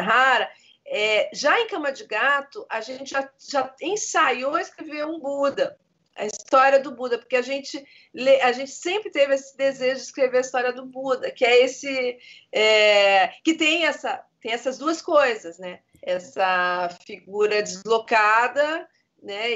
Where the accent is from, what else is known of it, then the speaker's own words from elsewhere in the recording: Rio de Janeiro, Brazil; also born or lived in Engenho de Dentro, Rio de Janeiro; nasci em Vila Isabel, com 12 anos, meu pai foi pro Engenho de Dentro